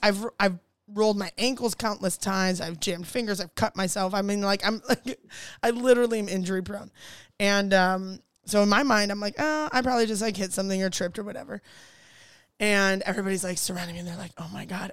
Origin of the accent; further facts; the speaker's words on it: Ohio, United States; moved away; I'm from Ohio